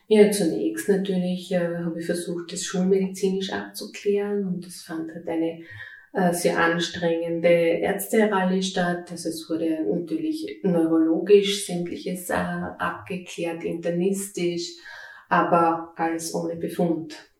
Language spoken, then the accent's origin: German; Styria, Austria; Ich bin eine äh, stolze Steirerin mit 46 Jahren